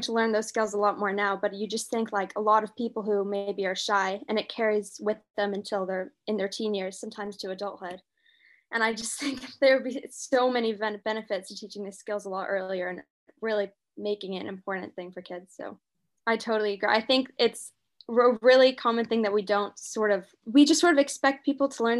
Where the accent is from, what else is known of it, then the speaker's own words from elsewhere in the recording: London, United Kingdom; I mean, my mom's American, but I grew up in London